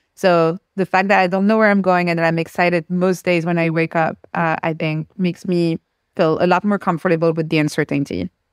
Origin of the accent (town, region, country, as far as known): France; first language French; English is a second language; moved away